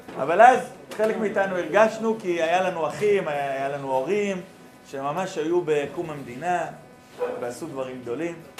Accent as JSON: {"language": "Hebrew", "town": "Nehalim", "region": "Central District", "country": "Israel", "tie": "born or raised there", "said": "ואני גר במושב, מרכז הארץ, נקרא מושב נחלים"}